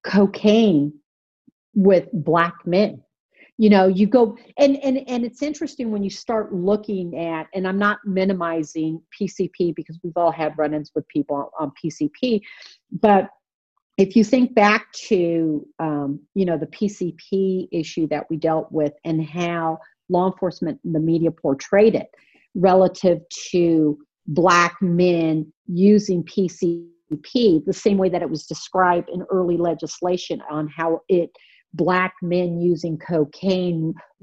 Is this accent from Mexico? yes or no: yes; Mexico City, Mexico; born there; I was born in Mexico City, and I came up as in the 1960s.